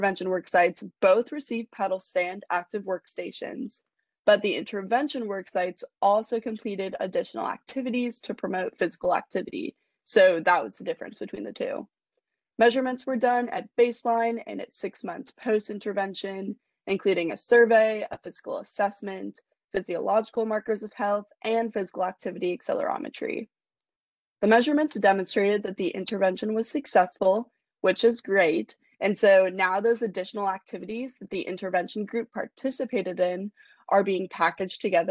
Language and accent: English; Portland, Oregon, United States; moved away as an adult; also born or lived in New Orleans; growing up in Portland